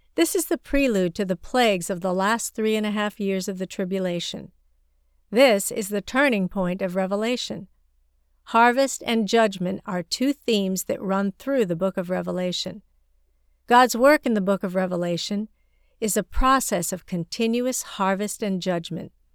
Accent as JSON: {"language": "English", "country": "China", "tie": "born or raised there", "moved": "yes", "said": "I grew up in China, and Chinese people have a strong sense of locality"}